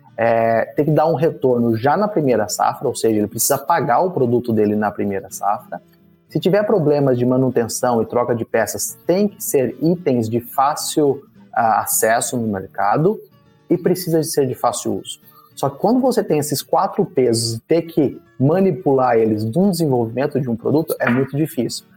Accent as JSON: {"language": "Portuguese", "country": "Brazil", "said": "nós, como brasileiros"}